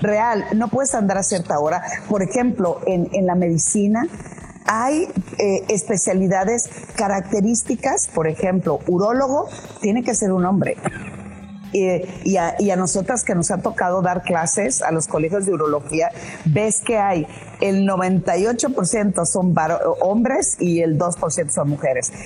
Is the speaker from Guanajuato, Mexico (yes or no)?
no; Culiacán, Sinaloa, Mexico; moved away as an adult; also born or lived in Puebla; cuando yo salí de Culiacán para irme a estudiar una maestría a Puebla